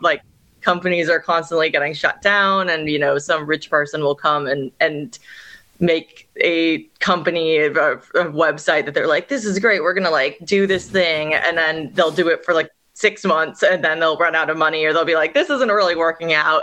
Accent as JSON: {"language": "English", "region": "Northern California", "country": "United States", "tie": "born or raised there", "also_born_or_lived": "New York", "moved": "as an adult", "lives_now": "Australia", "said": "where I grew up in Northern California"}